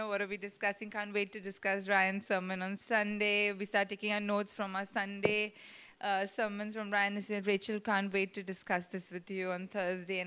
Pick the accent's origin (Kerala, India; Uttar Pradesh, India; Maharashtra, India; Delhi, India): Maharashtra, India; Mumbai; growing up in Mumbai, a city where one tends to stick to the same circle of friends